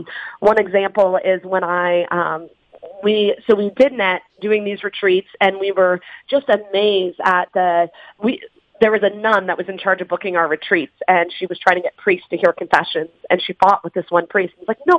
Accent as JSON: {"language": "English", "region": "Northeast", "country": "United States", "tie": "born or raised there", "said": "I grew up in the Northeast, but also the Bible Belt"}